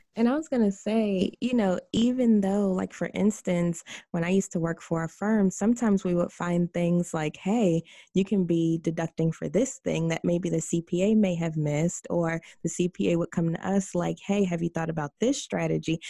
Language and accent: English; White Plains, New York, United States; I'm from White Plains